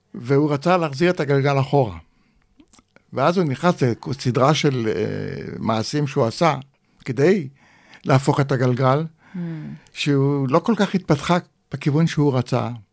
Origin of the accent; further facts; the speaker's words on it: Rishpon, Central District, Israel; also born or lived in Kibbutz Shefayim; נולדתי בקיבוץ שפיים, ואחרי הפילוג הגדול, בשנת uh, אה, 50, ההורים עזבו את הקיבוץ ועברו לרשפון המושב